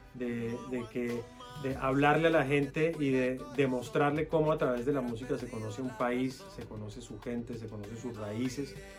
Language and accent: Spanish; Colombia; Yo soy un colombiano en acción